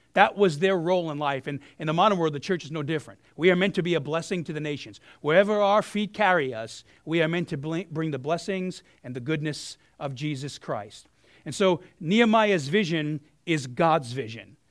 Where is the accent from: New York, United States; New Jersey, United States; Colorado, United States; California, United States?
New York, United States; New York City; moved away; I'm a South Brooklyn kid